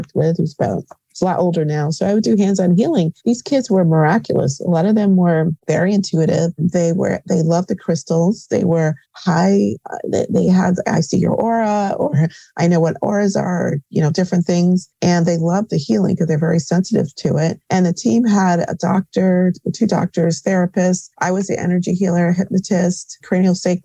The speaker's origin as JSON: {"language": "English", "region": "Connecticut", "country": "United States", "tie": "born or raised there", "also_born_or_lived": "New York", "said": "I'm back home. I grew up in Connecticut where I have a healing center in Bloomfield"}